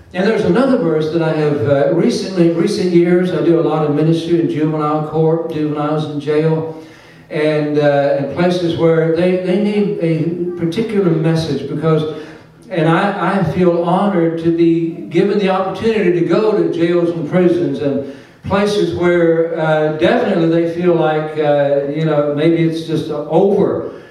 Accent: Oklahoma, United States; moved away; I grew up in Oklahoma in the kind of missions

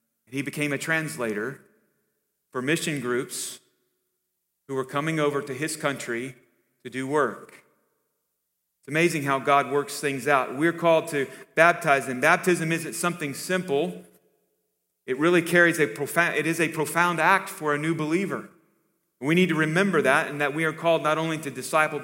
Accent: the Bible Belt, United States; growing up in the Bible Belt

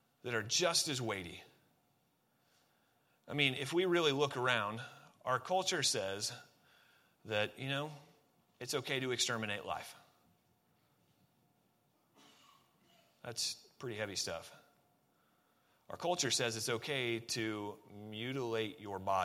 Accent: Oregon, United States; I grew up in Oregon

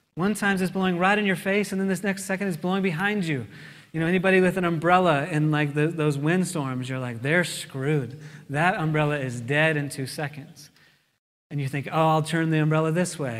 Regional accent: United States; I'm an American

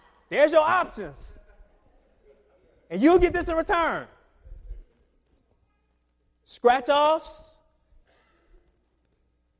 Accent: Michigan, United States; moved away; I'm from Michigan

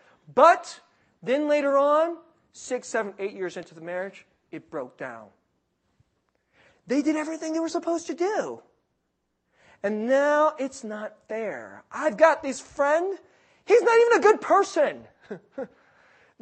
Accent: California, United States; I'm from California

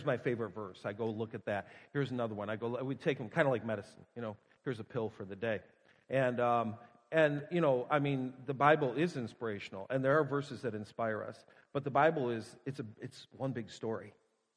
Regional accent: Buffalo, New York, United States; moved away; I'm from Buffalo

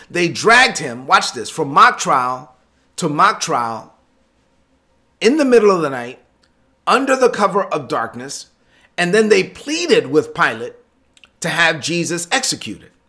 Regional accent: Brooklyn, New York, United States; I'm from Brooklyn.

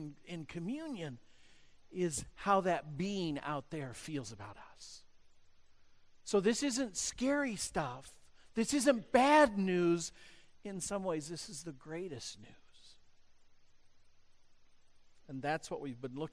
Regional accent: United States; growing up in the United States

